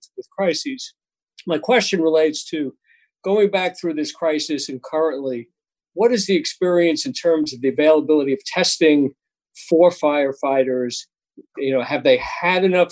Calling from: New York, United States; I'm calling from New York

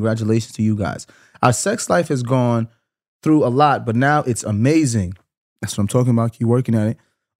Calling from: New York, United States; I'm from New York.

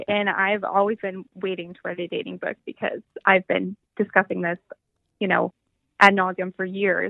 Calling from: Ann Arbor, Michigan, United States; I am calling from Ann Arbor, Michigan, where we are having the best day of the year.

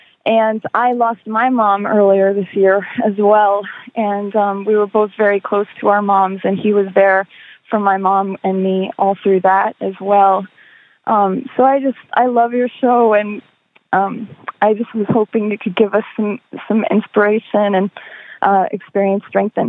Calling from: Tampa, Florida, United States; I'm calling from Tampa area, Florida.

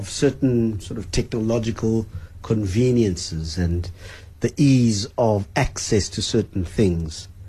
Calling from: Boksburg, Gauteng, South Africa; I'm from Boksburg.

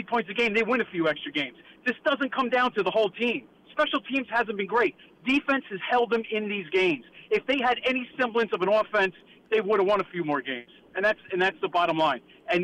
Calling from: New Jersey, United States; Hey, guys. … from New Jersey.

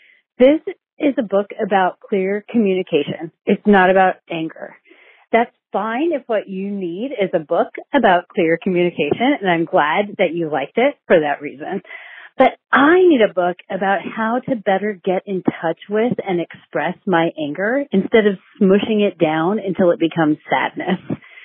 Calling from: Sacramento, California, United States; I am calling from Sacramento, California.

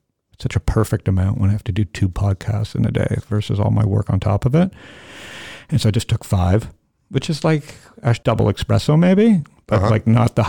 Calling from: Phoenix, Arizona, United States; I'm calling you from Phoenix.

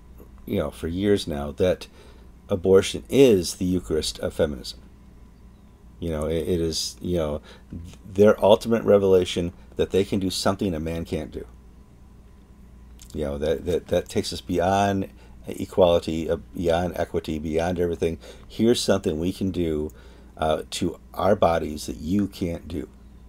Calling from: Madison, Wisconsin, United States; And I'm speaking from Madison, Wisconsin.

